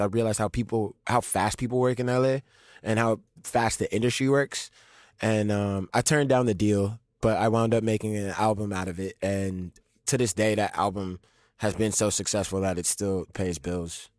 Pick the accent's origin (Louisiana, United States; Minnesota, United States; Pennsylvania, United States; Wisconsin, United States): Louisiana, United States; New Orleans; born and raised in New Orleans